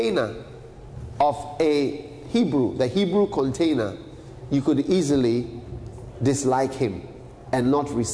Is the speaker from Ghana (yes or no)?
yes; Ghana; a Ghanaian, as a black man